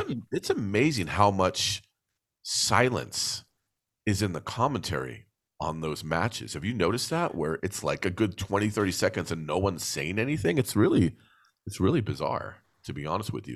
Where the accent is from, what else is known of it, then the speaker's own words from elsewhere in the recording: New Jersey, United States; I grew up on the East Coast of the United States in New Jersey